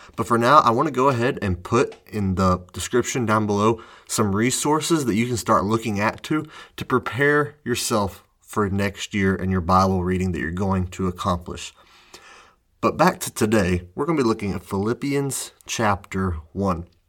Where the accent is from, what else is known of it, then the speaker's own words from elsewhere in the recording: United States; I am from the United States